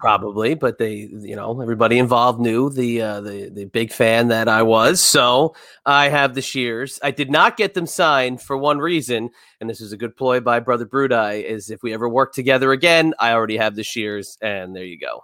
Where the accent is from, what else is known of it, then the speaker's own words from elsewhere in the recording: New Jersey, United States; We're all from Jersey